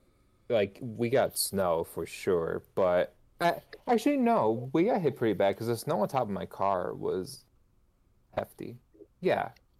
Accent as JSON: {"language": "English", "region": "New York", "country": "United States", "moved": "yes", "said": "yes, I am from New York"}